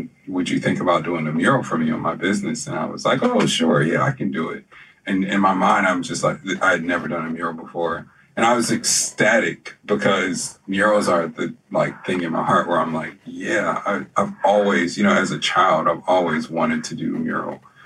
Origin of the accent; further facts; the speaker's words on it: Philadelphia, Pennsylvania, United States; moved away as an adult; also born or lived in Hampton, Virginia / New York / New Jersey; now in Richmond, United States; I was born and raised in Philadelphia, but, you know, my mother's side of the family was here, so I've always been back and forth. I moved here in 2007, and been here since